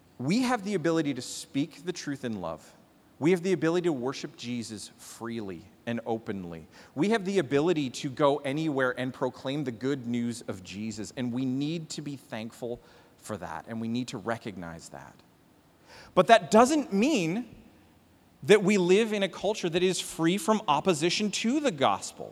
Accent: Canada; now in United States; As a Canadian living here in America land

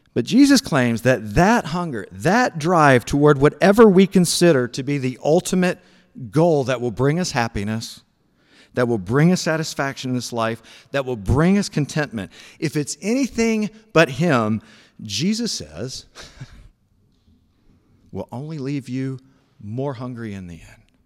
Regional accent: Memphis, Tennessee, United States; Memphis, Tennessee, where I grew up

